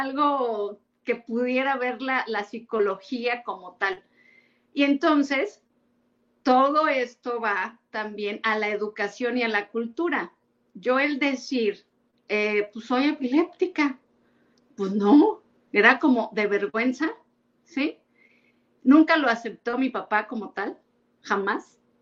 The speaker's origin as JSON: {"language": "Spanish", "town": "Orizaba", "region": "Veracruz", "country": "Mexico", "also_born_or_lived": "Mexico City / Puebla", "moved": "yes", "said": "yo soy de Orizaba, Veracruz, he vivido en México, en Puebla y ahora aquí"}